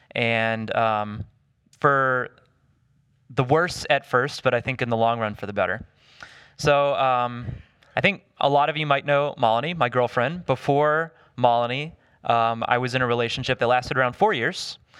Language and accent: English; the South, United States; I grew up in the South